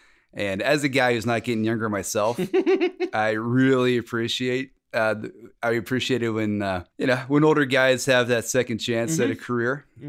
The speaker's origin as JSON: {"language": "English", "region": "New York", "country": "United States", "also_born_or_lived": "Boston", "said": "I'm from New York. I'm, you know, I've been in Boston, you know, East Coast. I'm kind of tough"}